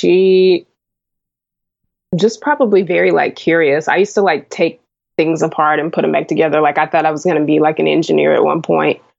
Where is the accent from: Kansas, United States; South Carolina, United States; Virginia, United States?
South Carolina, United States; moved away as an adult; also born or lived in Connecticut / New York; now in Los Angeles, United States; I went to high school and college and stuff in South Carolina